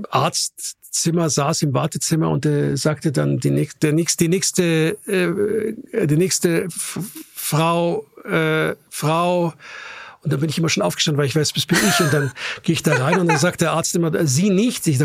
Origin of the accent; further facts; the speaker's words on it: Austria; natürlich dann immer genervt antwortet, ich bin Österreicher.